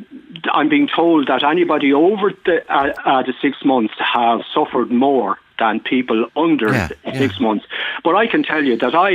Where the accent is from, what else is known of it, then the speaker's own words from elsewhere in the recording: Dublin, Leinster, Ireland; I was born on the Navan Road in 1952